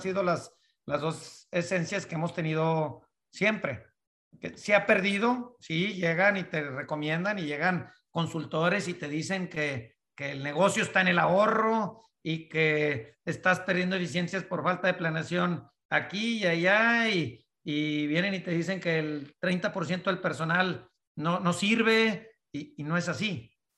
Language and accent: Spanish; northern Mexico, Mexico; moved away; also born or lived in United States; nacido en México, crecido en, la, en la parte del norte de México